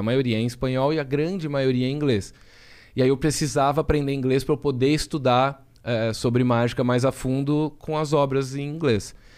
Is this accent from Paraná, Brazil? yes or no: no; Jaú, São Paulo, Brazil; eu sou de Jaú, interior de São Paulo